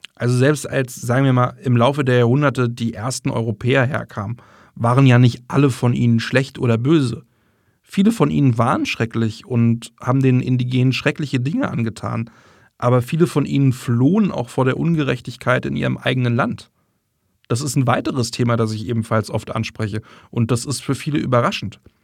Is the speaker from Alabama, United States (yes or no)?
yes; northern Alabama, United States; German is a second language; moved away as an adult; now in Germany; Da, wo ich aufgewachsen bin, gab es nicht nur eine deutsche Siedlung, etwa in den späten 60ern, als das Raumfahrtprogramm begann